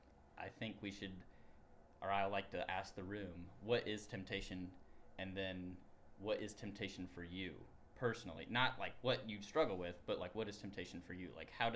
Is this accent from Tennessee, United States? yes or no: yes; Tennessee, United States; moved away as an adult; now in Ohio, United States; I am the Associate Minister for Reach Out on Campus. I am from Tennessee.